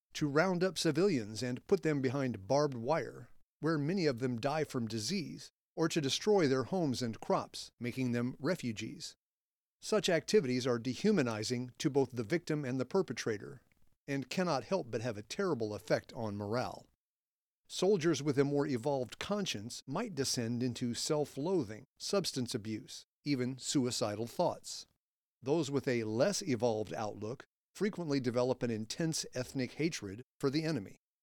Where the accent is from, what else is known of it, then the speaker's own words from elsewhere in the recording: Indiana, United States; my home state of Indiana